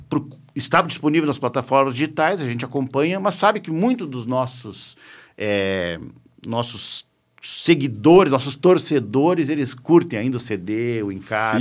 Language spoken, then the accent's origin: Portuguese; Uruguaiana, Rio Grande do Sul, Brazil; moved away as an adult; also born or lived in Santa Maria; now in Porto Alegre, Brazil; Eu, como nasci em Uruguaiana, ali em 1971